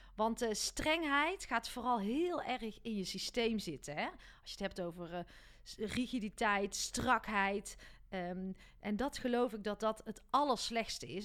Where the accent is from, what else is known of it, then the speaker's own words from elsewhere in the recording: North Brabant, Netherlands; mij dan als Brabander